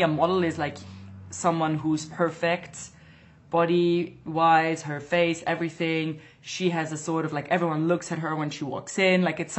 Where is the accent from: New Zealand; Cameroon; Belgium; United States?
Belgium; Antwerp, Flanders; English is a second language; This is in Antwerp, in my hometown, on a festival.